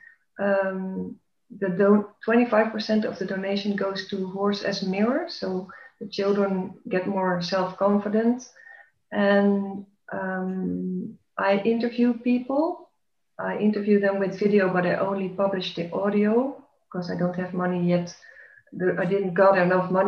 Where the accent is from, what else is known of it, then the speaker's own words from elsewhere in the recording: Netherlands; now in Belgium; I was born in the Netherlands, and I took on the Belgian nationality. I live in Belgium now